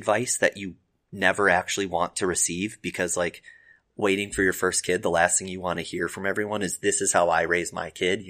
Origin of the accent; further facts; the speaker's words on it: Wapakoneta, Ohio, United States; I'm from Wapaka.